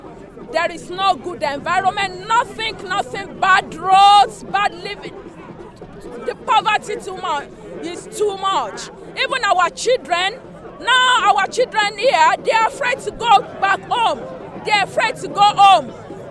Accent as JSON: {"language": "English", "country": "Nigeria", "moved": "as an adult", "lives_now": "London, United Kingdom", "said": "I'm a Nigerian. I'm a 100% Nigerian."}